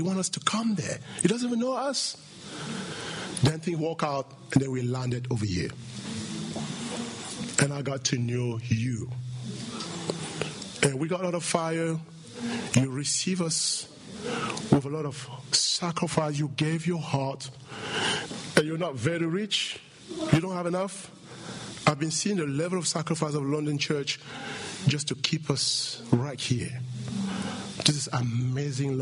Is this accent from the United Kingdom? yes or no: no; Cameroon; From Cameroon